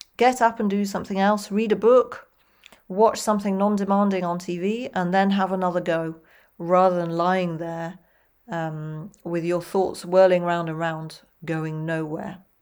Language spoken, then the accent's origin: English; United Kingdom; accent: British English, non-rhotic; I'm British English and not American English